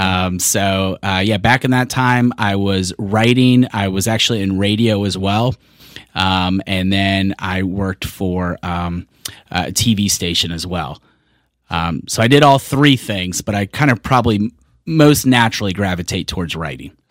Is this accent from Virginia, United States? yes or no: yes; Richmond, Virginia, United States; moved away as an adult; also born or lived in California; I grew up in Richmond, but I was born in California.